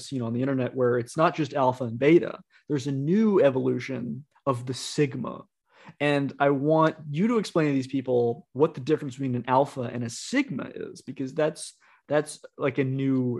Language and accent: English; the South, United States; we are from the South